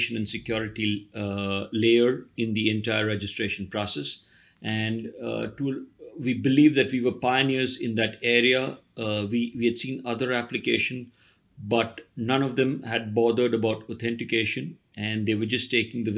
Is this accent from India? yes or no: yes; Mumbai, Maharashtra, India; I am from Bombay, India, or Mumbai